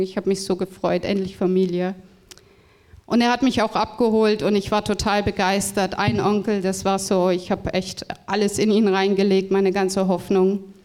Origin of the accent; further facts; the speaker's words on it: Freudenberg, North Rhine-Westphalia, Germany; moved away; ich bin aufgewachsen im Siegerland das ist in Nordrhein-Westfalen, genau in äh, Freudenberg im Bethesda Krankenhaus.